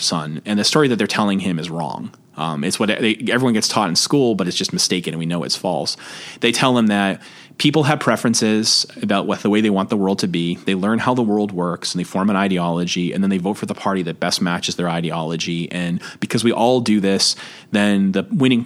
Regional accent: Boston, Massachusetts, United States; I'm from Boston

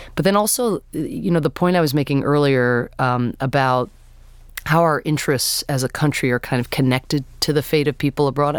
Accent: United States; I'm an American citizen

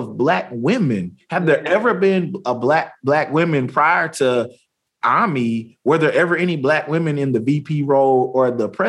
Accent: Tyler, Texas, United States; I'm from Tyler.

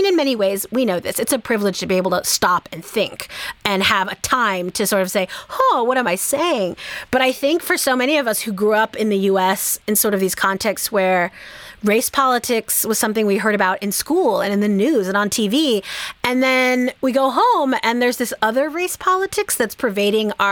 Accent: Bay Area, California, United States; I grew up in the Bay Area in California

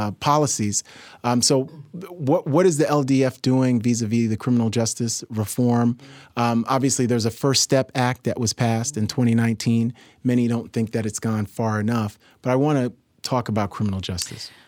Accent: New York City, New York, United States; I'm from New York City, born and raised

